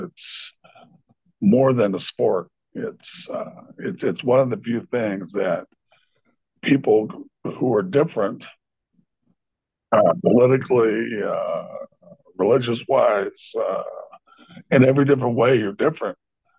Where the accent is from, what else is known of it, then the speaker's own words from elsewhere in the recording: New York, United States; I grew up in New York and playing in San Francisco and just those kind of guys.